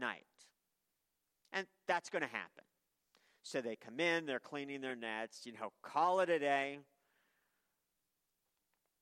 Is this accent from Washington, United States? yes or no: no; Maine, United States; I worked with a lobster fisherman for years when I was young growing up in Maine